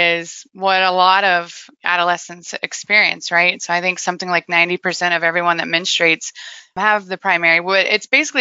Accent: Wichita, Kansas, United States; I was born and raised in Wichita, Kansas

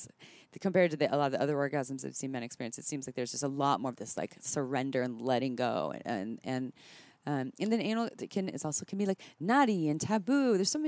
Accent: Santa Cruz, California, United States; I'm from Santa Cruz.

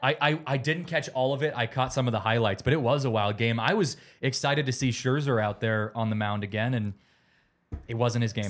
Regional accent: West Coast, United States; now in Denver, United States; growing up on the West Coast with the Giants

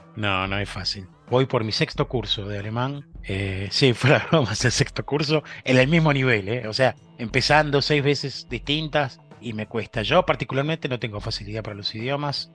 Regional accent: San Isidro, Buenos Aires Province, Argentina; moved away as an adult; also born or lived in Freiburg, Germany / Frankfurt area, Germany; now in Germany; Vivía en el centro de San Isidro

